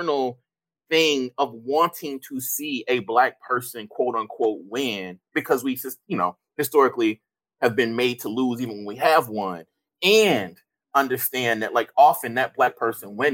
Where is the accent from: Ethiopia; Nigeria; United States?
United States; Mississippi; I come from Mississippi, right? The blackest state in the union